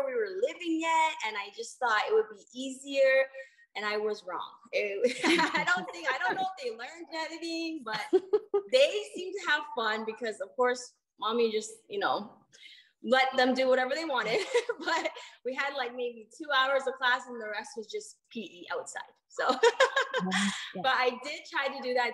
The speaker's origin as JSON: {"language": "English", "town": "Hamilton", "region": "Ontario", "country": "Canada", "tie": "born or raised there", "moved": "yes", "said": "I'm from a small town called Hamilton, Ontario."}